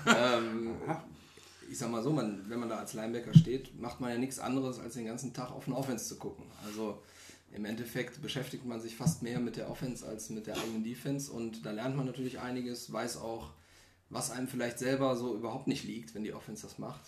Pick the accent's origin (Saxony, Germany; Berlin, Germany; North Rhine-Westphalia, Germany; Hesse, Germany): North Rhine-Westphalia, Germany; Solingen; komme aus Solingen, also auch hier um die Ecke